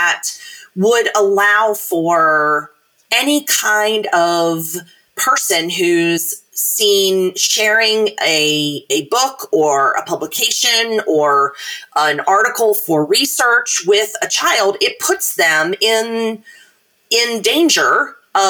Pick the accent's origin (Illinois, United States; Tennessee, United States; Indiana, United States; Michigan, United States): Tennessee, United States; Chattanooga; my hometown of Chattanooga